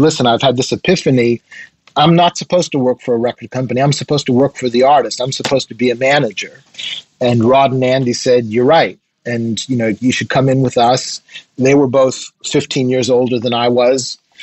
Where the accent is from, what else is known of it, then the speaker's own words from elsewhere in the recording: Nova Scotia, Canada; also born or lived in Quebec; I was born in a mining town in Quebec that doesn't exist anymore. When the when the mine dried up, the people dried up too. Um, so I ended up being raised in Nova Scotia